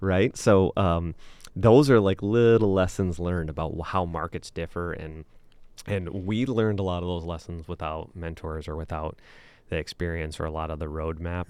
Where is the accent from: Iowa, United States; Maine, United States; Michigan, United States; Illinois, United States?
Michigan, United States; Okemos; moved away as an adult; also born or lived in West Lafayette, Indiana; now in Ann Arbor, United States; I'm from the Lansing area